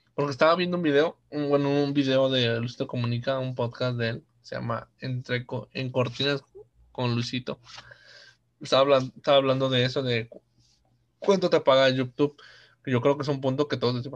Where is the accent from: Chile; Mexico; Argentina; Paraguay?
Mexico; somos mexicanos